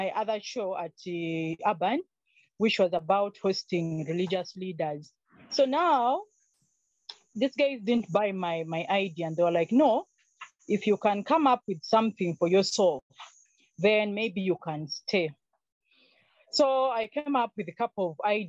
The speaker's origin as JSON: {"language": "English", "town": "Tororo", "region": "Eastern Region", "country": "Uganda", "tie": "born or raised there", "also_born_or_lived": "Entebbe, Uganda", "moved": "as an adult", "lives_now": "Kampala, Uganda", "said": "I grew up partly in Tororo I was born in Entebbe, but later on, I was taken to the village by my mom."}